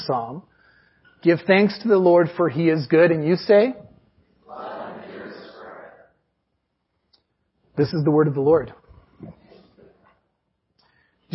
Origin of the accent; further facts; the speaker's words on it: Canada; we're Canadian